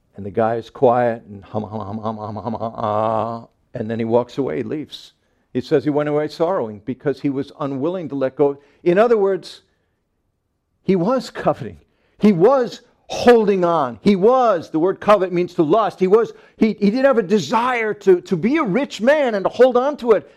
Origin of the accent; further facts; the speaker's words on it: Long Island, Nassau County, New York, United States; when I grew up on Long Island, we lived in Nassau County, right in the center of the island